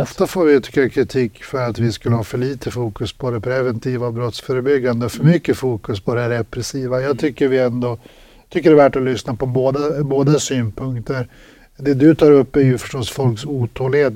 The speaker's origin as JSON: {"language": "Swedish", "town": "Örnsköldsvik", "region": "Västernorrland County", "country": "Sweden", "said": "jag kommer ju själv från landsorten. Jag är ju själv från Örnsköldsvik"}